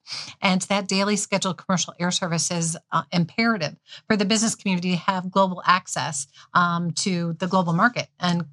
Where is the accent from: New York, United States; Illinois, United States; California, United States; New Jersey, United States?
Illinois, United States; suburbs of Chicago; also born or lived in Cartersville, Georgia; now in Dubuque, United States; I was not raised here, however, mostly in the suburbs of Chicago